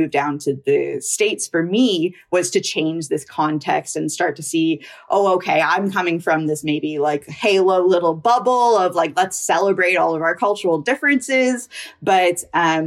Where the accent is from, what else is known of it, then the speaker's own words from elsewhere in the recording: Canada; I'm a Indian, Canadian, biracial, bicultural